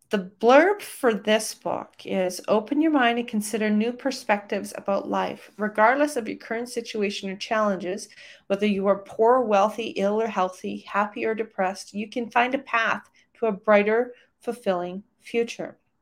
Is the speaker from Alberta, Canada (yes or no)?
yes; Calgary, Alberta, Canada; my hometown of Calgary, Alberta, Canada